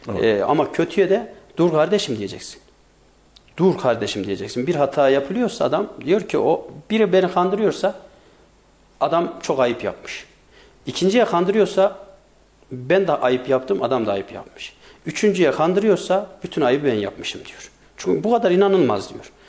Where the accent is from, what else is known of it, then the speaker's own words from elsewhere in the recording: Sarız, Kayseri Province, Turkey; Ben Sarızlıyım